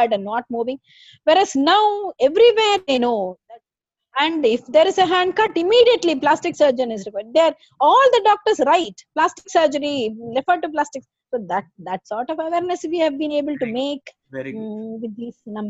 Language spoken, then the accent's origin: English; Chennai, Tamil Nadu, India; moved away as an adult; now in Siliguri, India; I am from Chennai. Right. Metro. Born and brought up, and metro